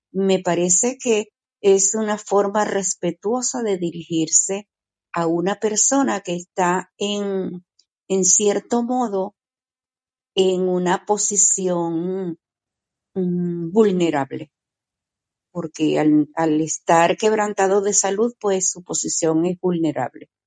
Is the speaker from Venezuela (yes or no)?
yes; Venezuela; now in Portugal; Normalmente en mi país, yo soy venezolana, normalmente eh, allí los médicos sí llaman paciente a la persona que, están atendiendo